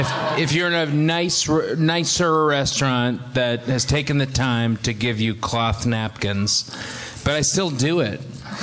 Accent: New England, United States; moved away; I grew up in New England.

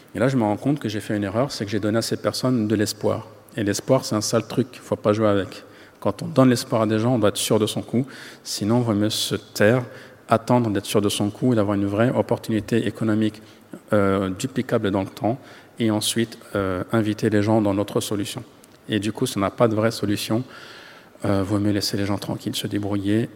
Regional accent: Paris, Île-de-France, France; je suis né en France, j'ai grandi en France

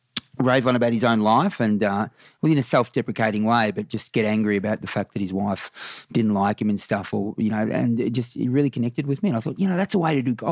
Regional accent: Warrnambool, Victoria, Australia; Warrnambool's it's a town of about 20,000, 25,000 people now. And, it was my early life was dominated by AFL footy

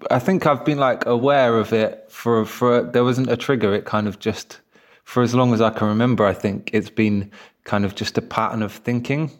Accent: London, United Kingdom; also born or lived in Crystal Palace, London; I grew up in Kensal Rise, although now I'm live in Crystal Palace

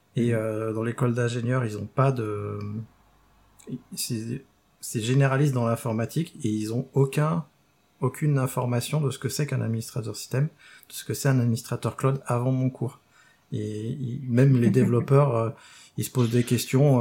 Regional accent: Rennes, Brittany, France; moved away; depuis que j'ai quitté Rennes.

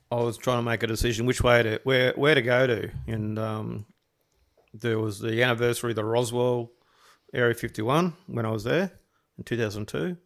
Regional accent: Gold Coast, Queensland, Australia; growing up on the Gold Coast, everyone generally is, like, suntanned

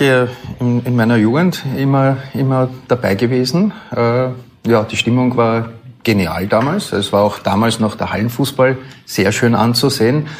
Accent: Austria

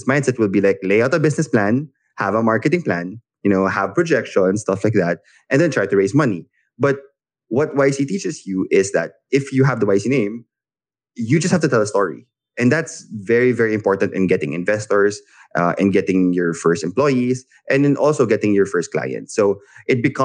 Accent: Philippines; I'm a Filipino founder.

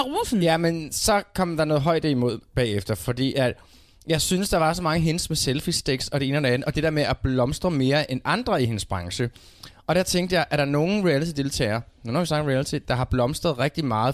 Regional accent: Denmark; vores øjne som danskere

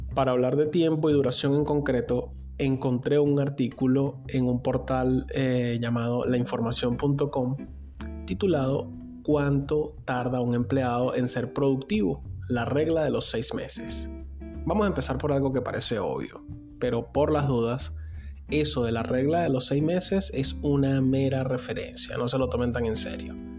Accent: Venezuela; moved away; yo mismo soy un migrante venezolano

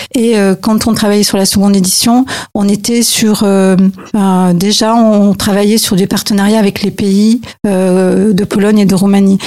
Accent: France; moi je suis française

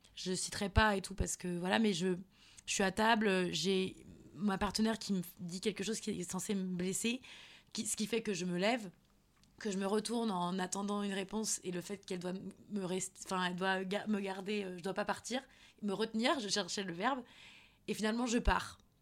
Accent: Nantes, Pays de la Loire, France; je suis de Nantes.

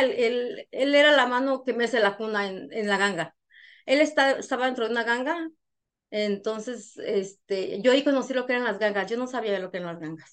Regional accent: Guanajuato, Mexico; moved away as an adult; now in United States; trabajé para el gobierno de mi pueblo, de mi municipio, soy de Guanajuato

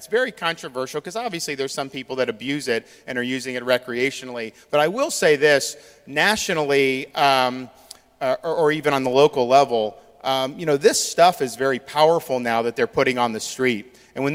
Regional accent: Tampa Bay area, Florida, United States; my experience growing up in the Tampa Bay area in Florida

